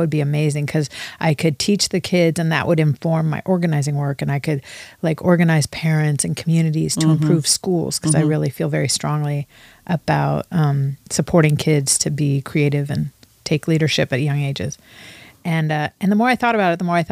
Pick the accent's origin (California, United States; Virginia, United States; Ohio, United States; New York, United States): California, United States; Los Angeles; also born or lived in Bay Area, California; now in Ventura County, United States; I'm from Los Angeles